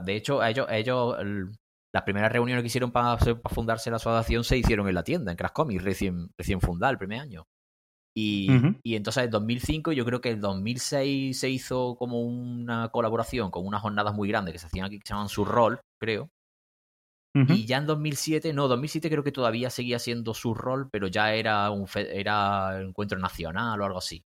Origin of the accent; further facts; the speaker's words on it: Córdoba, Andalusia, Spain; also born or lived in Granada; volví a mi ciudad natal, que es Córdoba